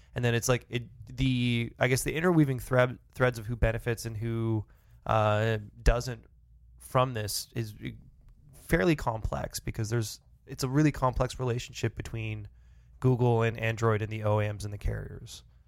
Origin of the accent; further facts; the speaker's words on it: Canada; as a Canadian